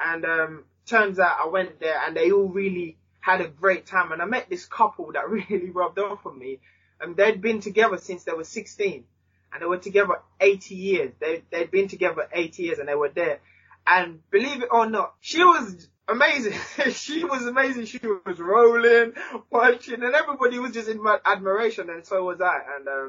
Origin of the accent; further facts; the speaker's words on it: Jamaica; now in England; And as I said, myself, especially when I moved from Jamaica to England, just the amount of people that helped me in sport and outside of sport and my whole community.